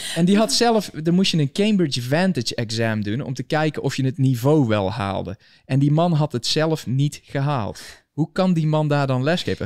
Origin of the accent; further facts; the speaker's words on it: Valkenswaard, North Brabant, Netherlands; moved away as an adult; now in United States; ik kom uit Valkenswaard, o, o, origineel